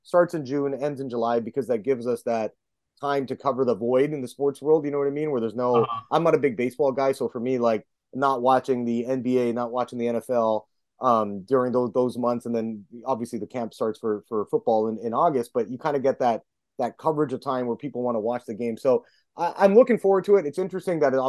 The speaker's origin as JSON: {"language": "English", "country": "Canada", "said": "I'm Canadian"}